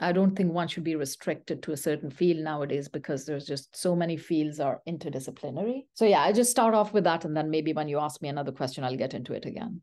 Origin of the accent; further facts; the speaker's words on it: Pakistan; first language Pashto; English is a second language; moved away as an adult; also born or lived in Saudi Arabia / London, United Kingdom; now in Canada; I'm a Pathan, so Pashto is my mother tongue.